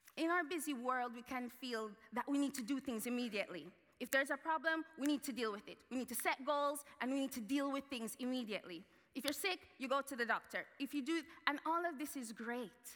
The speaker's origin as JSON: {"language": "English", "country": "Jamaica", "tie": "born or raised there", "moved": "yes", "said": "I grew up in Jamaica"}